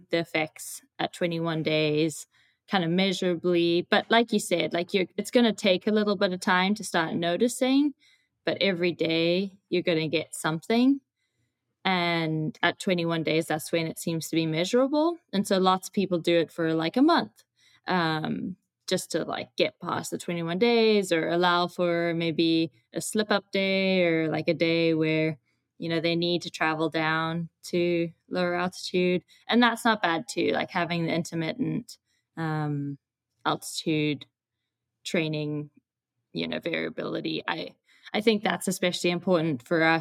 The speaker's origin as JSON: {"language": "English", "country": "Zimbabwe", "moved": "as an adult", "lives_now": "United States", "said": "I am from Zimbabwe."}